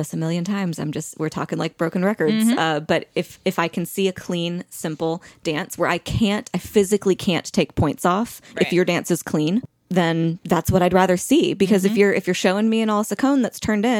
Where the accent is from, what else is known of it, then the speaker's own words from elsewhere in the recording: the South, United States; I'm from the South